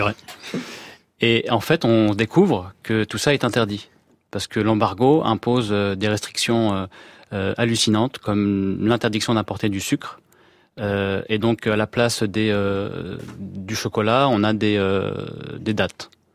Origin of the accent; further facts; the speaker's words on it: France; je suis né en France